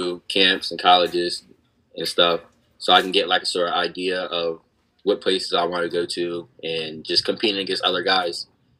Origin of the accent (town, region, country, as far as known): Cambridge, Maryland, United States; born or raised there